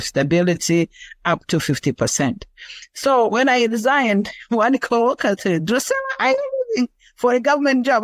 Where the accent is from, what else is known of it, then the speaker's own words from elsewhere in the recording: Rwanda; moved away as an adult; now in United States; I am originally from Rwanda. I came to America in 2009 as a refugee